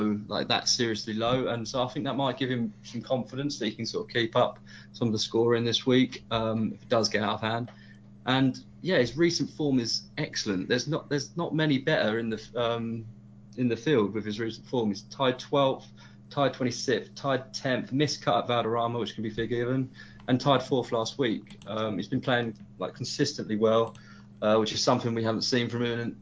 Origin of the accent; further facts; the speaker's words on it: Colchester, East of England, United Kingdom; because he's from my hometown, Colchester.